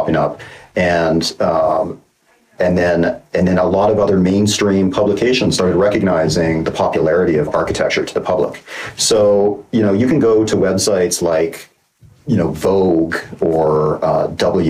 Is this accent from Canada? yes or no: yes; Calgary, Alberta, Canada; now in Los Angeles, United States; I was born in Calgary, Alberta. I'm still a Canadian citizen, even though I've been living in Los Angeles for longer than I've ever lived in Canada